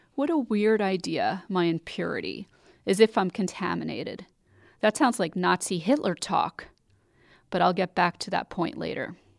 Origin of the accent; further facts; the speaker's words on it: New York City, New York, United States; I grew up in New York City with Jewish friends